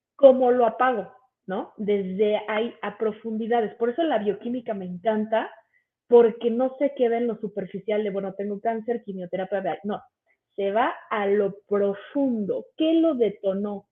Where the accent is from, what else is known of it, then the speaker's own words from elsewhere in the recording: Mexico City, Mexico; soy de aquí de la Ciudad de México